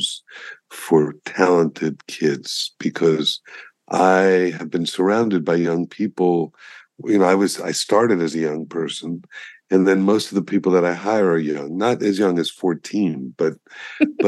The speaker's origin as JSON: {"language": "English", "town": "Miami", "region": "Florida", "country": "United States", "tie": "born or raised there", "also_born_or_lived": "Colorado", "said": "I grew up on South Beach when the median age when I was a kid was 70"}